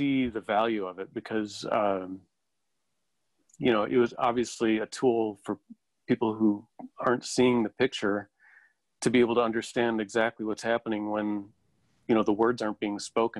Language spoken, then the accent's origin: English; Chicago, Illinois, United States; moved away as an adult; now in Los Angeles, United States; I was from Chicago, moved to L.A.